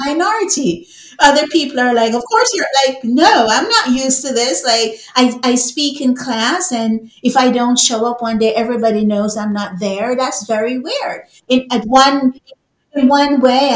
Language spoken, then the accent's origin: English; Jamaica; moved away as an adult; now in Canada; I grew up in Jamaica